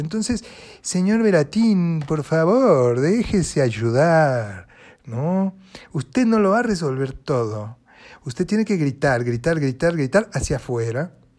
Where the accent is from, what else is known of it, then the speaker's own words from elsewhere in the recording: Buenos Aires Province, Argentina; also born or lived in Paris; yo soy eh, argentina, nací en Buenos Aires, provincia de Buenos Aires